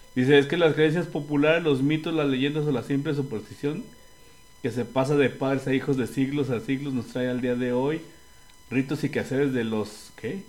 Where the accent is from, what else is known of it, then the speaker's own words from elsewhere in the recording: Mexico; como mexicano tenemos muchas creencias